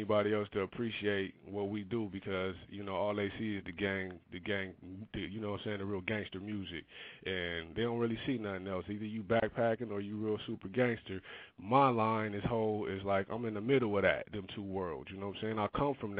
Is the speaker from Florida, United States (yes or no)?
no; Compton, California, United States; moved away; also born or lived in Rialto, California; I'm from Compton, California